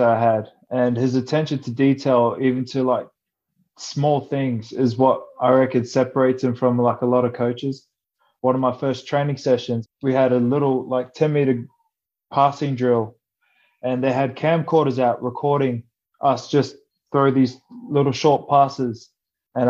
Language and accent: English; Australia; moved away as an adult; also born or lived in France; growing up in Australia